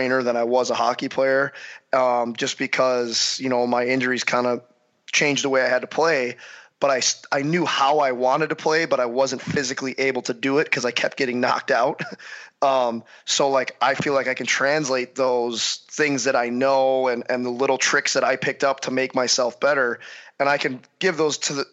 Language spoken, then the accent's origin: English; St. Louis, Missouri, United States; growing up in St. Louis